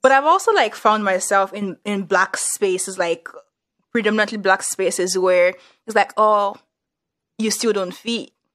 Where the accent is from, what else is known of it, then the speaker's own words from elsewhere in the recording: Nigeria; moved away as an adult; also born or lived in northern Nigeria; now in United States; I moved to like the, the northern part of Nigeria and it's like, oh, I'm actually like Yoruba